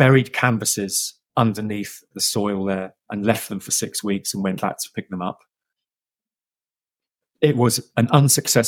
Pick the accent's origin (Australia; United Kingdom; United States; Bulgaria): United Kingdom; London; I am a Londoner. I've been brought up in the outskirts of London, the suburbs